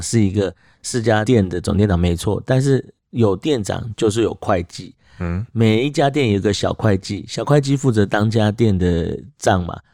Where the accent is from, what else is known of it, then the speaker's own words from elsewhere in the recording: Taiwan; accent: Taiwanese; 因为大陆那边跟我们台湾腔调比较像的就厦门地区